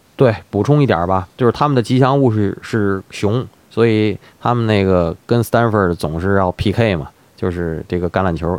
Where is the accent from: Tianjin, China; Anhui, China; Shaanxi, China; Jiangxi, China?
Tianjin, China; 咱们天津人老说这个显摆